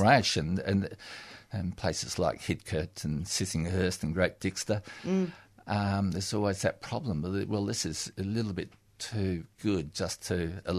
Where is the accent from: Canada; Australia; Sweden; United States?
Australia; Western Australia; now in Melbourne, Australia; I come from Western Australia where there was no proper winters.